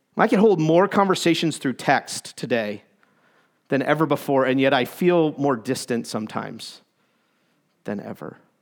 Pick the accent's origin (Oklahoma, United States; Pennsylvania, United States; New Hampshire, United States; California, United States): New Hampshire, United States; Concord; moved away as an adult; I grew up in New Hampshire. That's my excuse, okay? That's, that's my home from where I, that's where I grew up, 0 to 18. Concord, New Hampshire